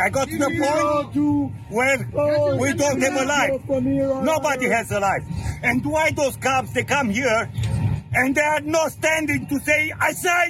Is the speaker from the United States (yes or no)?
no; Romania; now in Windsor, Canada; I'm from Windsor, Ontario. I'm Romanian.